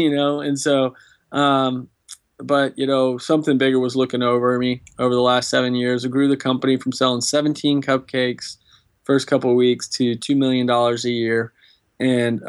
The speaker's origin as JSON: {"language": "English", "town": "Austin", "region": "Texas", "country": "United States", "tie": "born or raised there", "said": "I grew up in Austin, Texas"}